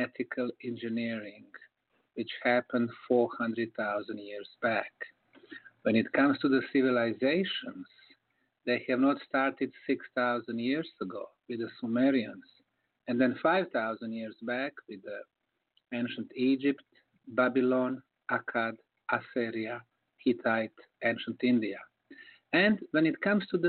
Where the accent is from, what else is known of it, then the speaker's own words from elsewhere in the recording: Bosnia & Herzegovina; moved away; I came to my home country of Bosnia